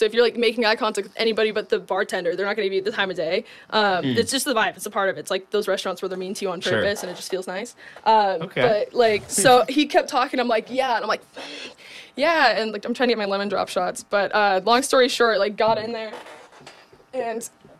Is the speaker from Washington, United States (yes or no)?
no; Idaho, United States; I'm from Idaho.